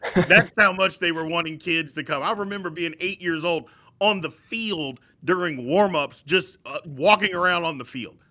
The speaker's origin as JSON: {"language": "English", "town": "Jeffersonville", "region": "Indiana", "country": "United States", "tie": "born or raised there", "also_born_or_lived": "Louisville, Kentucky", "said": "I was born in Louisville. My whole family lived there. Uh, I lived in, it's cities, Jeffersonville"}